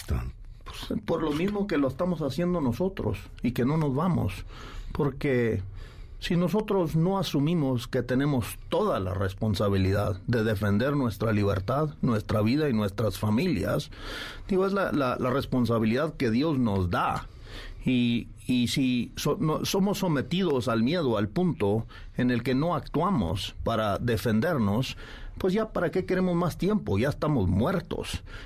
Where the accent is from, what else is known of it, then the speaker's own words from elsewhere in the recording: Mexico; como mexicanos